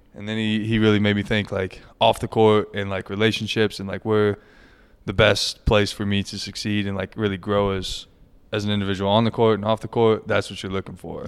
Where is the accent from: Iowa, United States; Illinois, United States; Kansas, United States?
Kansas, United States; six miles from Lawrence; moved away; I'm six miles from Lawrence. It's a 10 minute drive to KU